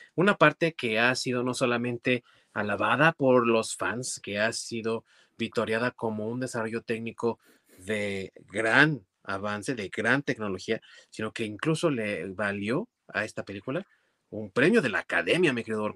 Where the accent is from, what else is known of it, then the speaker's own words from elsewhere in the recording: Mexico; como buen mexicano